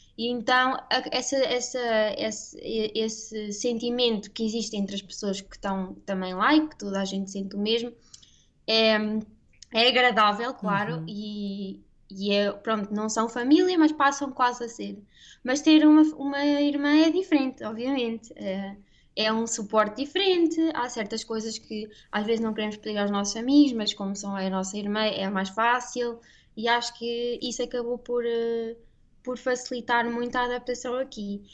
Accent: Aveiro, Centro, Portugal; moved away as an adult; also born or lived in Brussels, Belgium; now in Switzerland; nascemos e fomos criadas em Aveiro

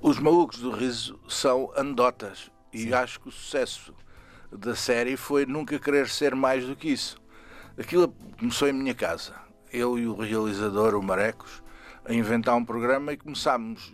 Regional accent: Saloio region, Lisbon, Portugal; eu sou Saloio

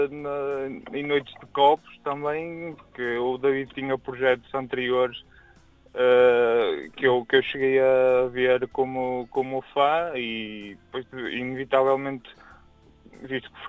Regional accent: Porto District, Portugal; Bem, eu sou aqui, sou aqui do Porto também

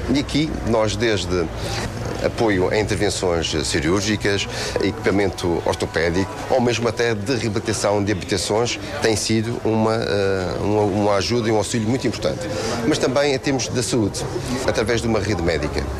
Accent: Madeira, Portugal; Eu, como madeirense

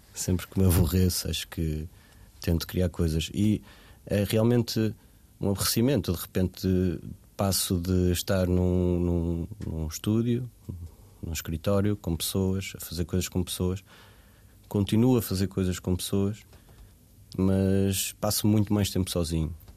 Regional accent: Portugal; passei a minha infância em Varzedouro, numa aldeia

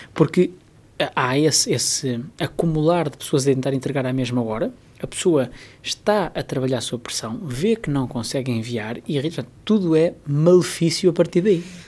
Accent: Portugal

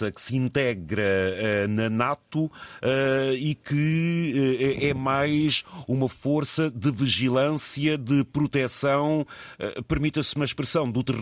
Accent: Vilar Formoso, Guarda, Portugal; Sou natural de Vila Formoso, Distrito da Guarda.

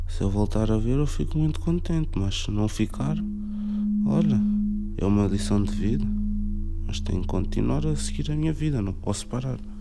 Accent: Cacém, Lisbon, Portugal; also born or lived in Amadora; Quando nasci estava a viver na Amadora. Com 4 anos mudei-me para o Casal do Cotão, Cacém.

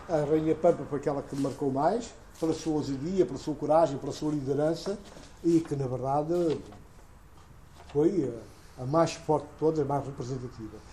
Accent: Guinea-Bissau; born or raised there

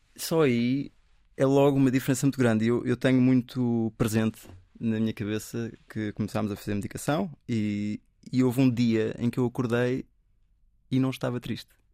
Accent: Portugal; ninguém assume que eu sou português

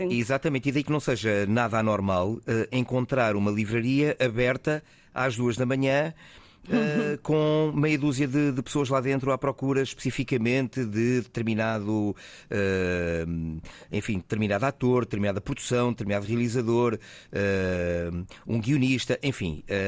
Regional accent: Fundão, Centro, Portugal; also born or lived in Porto / Lisbon; now in Faro, Portugal; embora eu seja beirão. Uhum. Sou do Fundão, enfim, depois por vicissitudes várias, passei pelo Porto, por Lisboa ah, e, e depois aterrei aqui em Faro e, e aqui fiquei.

